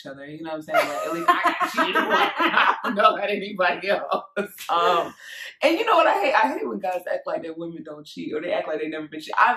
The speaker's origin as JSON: {"language": "English", "country": "Jamaica", "said": "I'm Jamaican"}